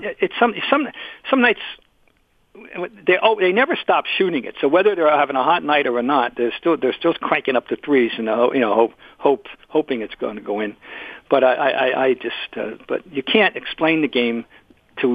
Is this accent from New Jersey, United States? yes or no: yes; Trenton, New Jersey, United States; Trenton, New Jersey, my hometown